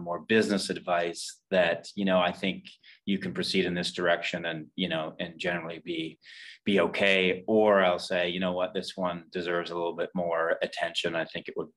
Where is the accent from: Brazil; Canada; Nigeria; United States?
Canada; Fredericton, New Brunswick; moved away as an adult; also born or lived in Nova Scotia; I'm from Fredericton, New Brunswick, grew up here